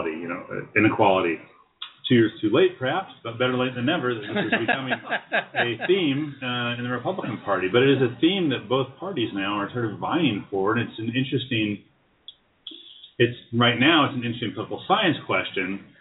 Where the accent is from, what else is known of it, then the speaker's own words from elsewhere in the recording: New England, United States; growing up in New England.